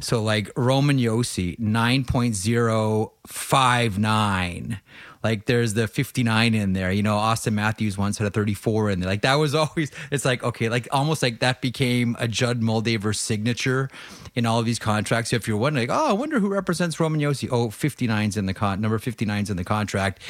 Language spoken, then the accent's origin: English; Southwestern Ontario, Canada; I grew up in Southwestern Ontario